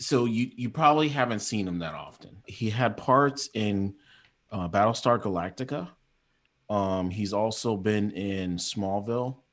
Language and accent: English; California, United States; moved away; even though I'm a transplant, like, I'm still, you know, I'm from California